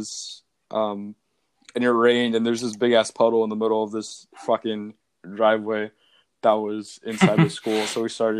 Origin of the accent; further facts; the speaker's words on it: New Hampshire, United States; born there; now in California, United States; I was born in New Hampshire.